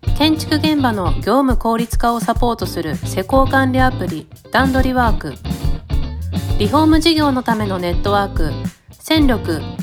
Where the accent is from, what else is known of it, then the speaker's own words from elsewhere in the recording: Saitama, Japan; 僕埼玉生まれなので